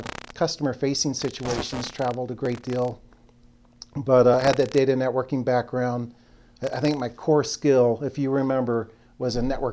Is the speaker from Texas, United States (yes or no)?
yes; Round Rock, Texas, United States; moved away as an adult; also born or lived in Iowa; now in Colorado, United States; born in Iowa, but mostly raised in Texas. Round Rock, Texas